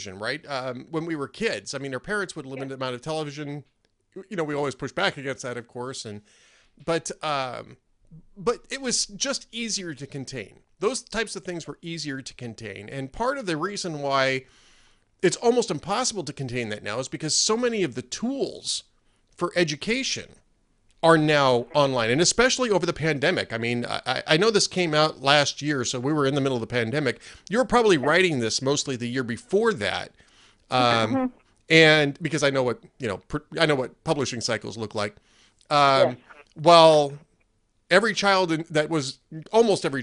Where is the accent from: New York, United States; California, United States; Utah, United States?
California, United States; Los Angeles; I grew up in Los Angeles, or in the Los Angeles area.